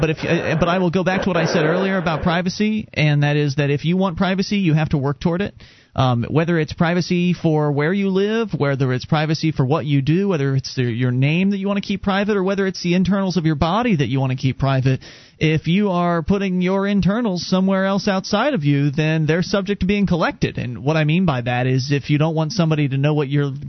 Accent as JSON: {"language": "English", "region": "Florida", "country": "United States", "tie": "born or raised there", "said": "were born and raised in Florida."}